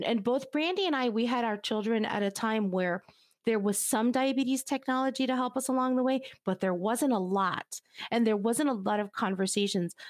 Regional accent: United States; my family is from Cuba, but I was born here in the United States

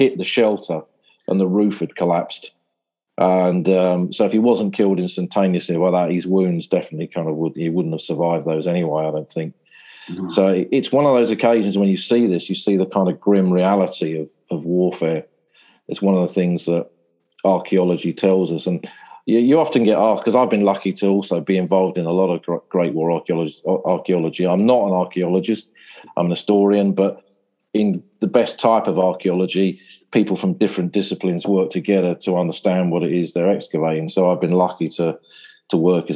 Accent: Sussex, South East England, United Kingdom; moved away as an adult; now in Somme, France; I grew up in Sussex, which is a chalk landscape.

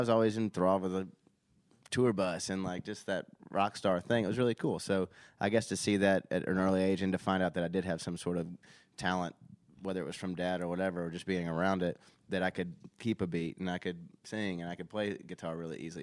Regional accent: Nashville, Tennessee, United States; I grew up in Nashville.

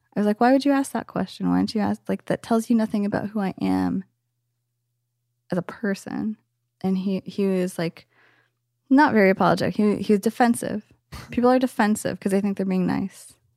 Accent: Bay Area, California, United States; I'm from the Bay Area

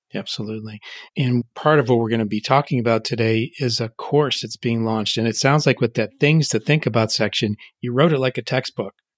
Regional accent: Pittsburgh, Pennsylvania, United States; my hometown, Pittsburgh

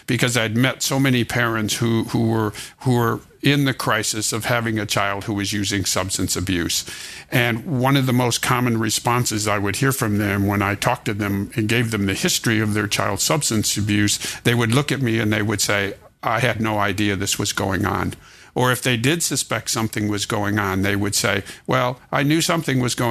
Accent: near Chicago, Illinois, United States; moved away as an adult; now in Texas, United States; I was born and raised in Illinois, up near Chicago

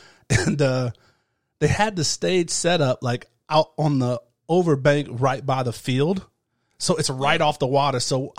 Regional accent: Midwest, United States; moved away; I'm from the Midwest

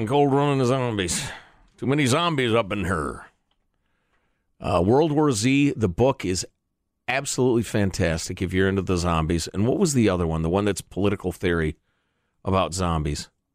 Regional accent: Chicago, Illinois, United States; I grew up in Chicago

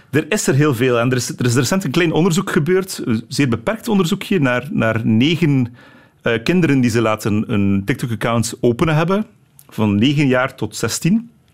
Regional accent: Flanders, Belgium; bij ons in Vlaanderen

